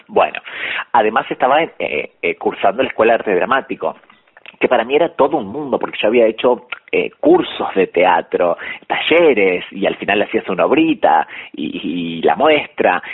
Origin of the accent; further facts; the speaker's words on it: Pergamino, Buenos Aires Province, Argentina; now in Buenos Aires, Argentina; yo soy de Pergamino